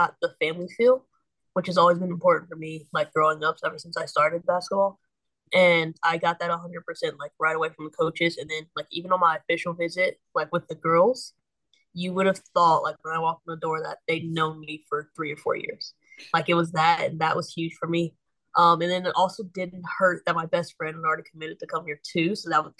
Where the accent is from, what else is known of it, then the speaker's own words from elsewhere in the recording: Huber Heights, Ohio, United States; I'm from Huber Heights, Ohio. It's in the Dayton area.